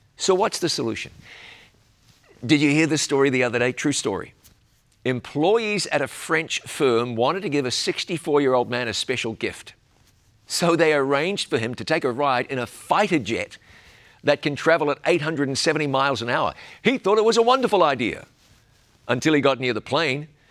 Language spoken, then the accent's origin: English; New Zealand; my home country of New Zealand